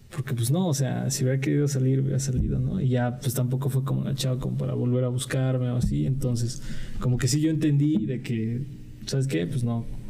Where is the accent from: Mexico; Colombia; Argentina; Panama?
Mexico; así somos los mexicanos